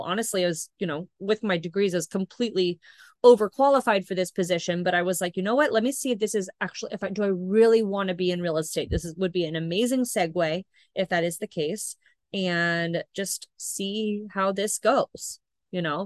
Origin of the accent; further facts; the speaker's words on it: Northern California, United States; moved away as an adult; also born or lived in Rocklin, California; now in Long Beach, United States; I'm actually from Northern California